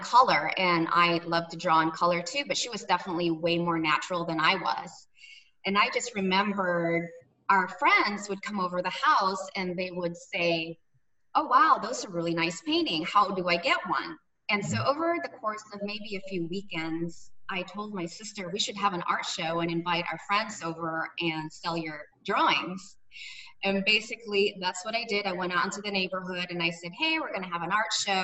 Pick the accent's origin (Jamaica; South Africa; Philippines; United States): Philippines; Cebu City, Central Visayas; also born or lived in Manila; As a little girl in the Philippines, as you mentioned, I'm originally from Cebu, but I grew up between the region of Cebu and Manila.